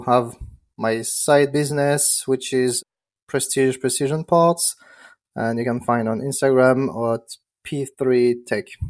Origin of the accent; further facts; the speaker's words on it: France; English is a second language; moved away; I'm from France. I'm not from the U S.